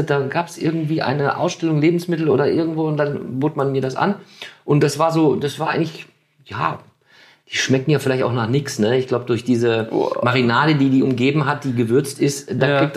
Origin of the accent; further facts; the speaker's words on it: Germany; wir also, als Deutsche